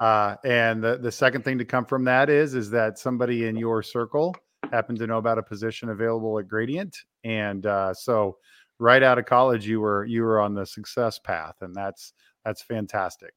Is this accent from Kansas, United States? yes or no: yes; Topeka, Kansas, United States; I grew up in Topeka, Kansas, where we both reside today.